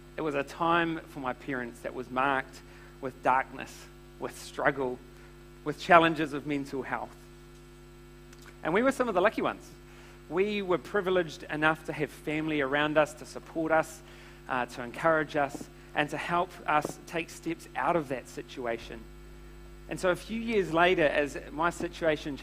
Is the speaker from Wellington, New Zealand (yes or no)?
no; Tauranga, Bay of Plenty, New Zealand; So I was brought up in Tauranga